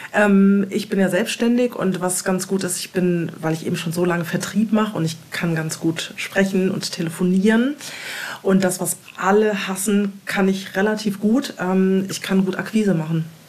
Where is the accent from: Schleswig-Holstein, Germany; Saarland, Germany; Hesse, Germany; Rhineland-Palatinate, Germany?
Hesse, Germany; Wiesbaden; born or raised there; moved away as an adult; also born or lived in Hamburg, Germany; now in Portugal